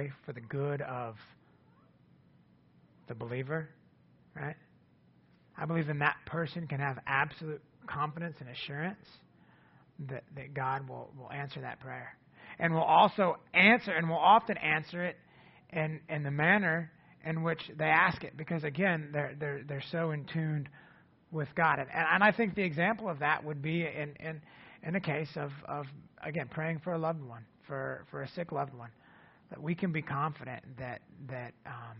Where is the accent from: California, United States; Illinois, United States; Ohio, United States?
Ohio, United States; now in Ada, United States; our hometown where Jennifer and I grew up in Ohio